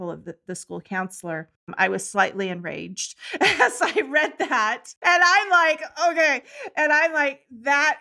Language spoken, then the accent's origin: English; California, United States; I grew up in California as well